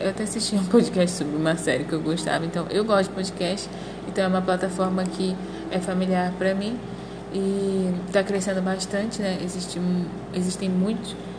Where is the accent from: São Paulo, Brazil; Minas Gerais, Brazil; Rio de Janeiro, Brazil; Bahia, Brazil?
Rio de Janeiro, Brazil; moved away as an adult; now in Mato Grosso, Brazil; eu sou do Rio de Janeiro, atualmente moro no Mato Grosso